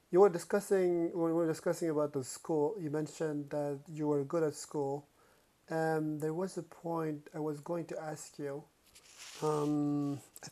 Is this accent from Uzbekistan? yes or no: yes; Uzbekistan; moved away; also born or lived in Denmark; I'm originally from Uzbekistan, but I was living in Denmark